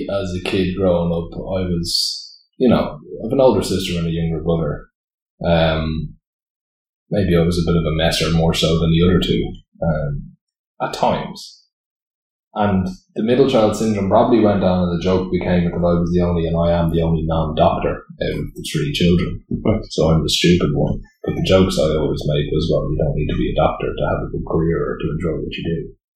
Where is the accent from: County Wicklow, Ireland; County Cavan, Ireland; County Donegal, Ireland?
County Wicklow, Ireland; Greystones; I grew up actually in Greystones, so born into Greystones, born into Applewood Heights, up the road. Mum was actually originally from Greystones.